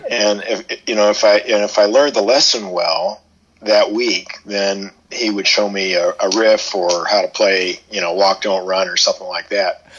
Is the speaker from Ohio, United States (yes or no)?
no; Ann Arbor, Michigan, United States; I grew up in Ann Arbor